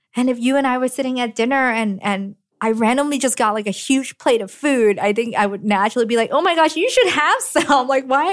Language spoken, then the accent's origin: English; Hong Kong; now in United States; I was then born in Hong Kong and have gotten this education to allow me to move to the U S, went to M I T